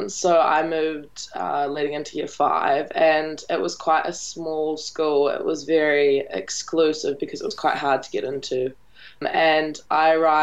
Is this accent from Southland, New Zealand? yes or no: yes; Invercargill, Southland, New Zealand; also born or lived in London; I'm originally from Invercargill, so I've spent most of my life there. I was born in London, so we shimmied over when I was about four, but I've spent my entire childhood in Invercargill